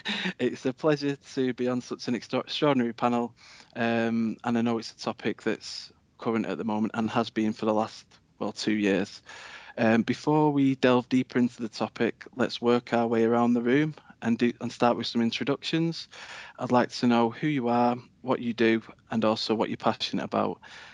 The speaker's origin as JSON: {"language": "English", "town": "Warrington", "region": "North West England", "country": "United Kingdom", "tie": "born or raised there", "said": "It's 2:15 here at Evolution HQ in my hometown of Birchwood in Warrington."}